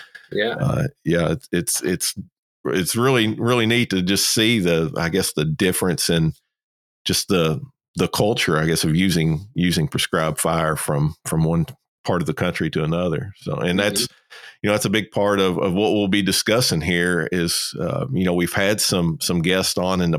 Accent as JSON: {"language": "English", "region": "Kentucky", "country": "United States", "said": "I'm originally from Kentucky."}